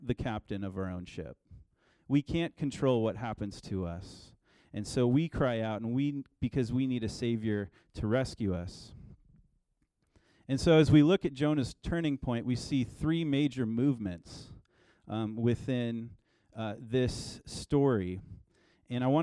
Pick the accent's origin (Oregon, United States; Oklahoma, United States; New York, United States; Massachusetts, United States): Oregon, United States; I'm from Oregon, and I lived about an hour from the coast growing up.